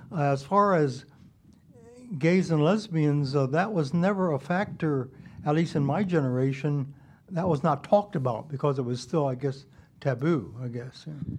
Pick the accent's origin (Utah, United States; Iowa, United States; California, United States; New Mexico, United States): California, United States; San Francisco; I was born in San Francisco, and um, I was born in the Chinese hospital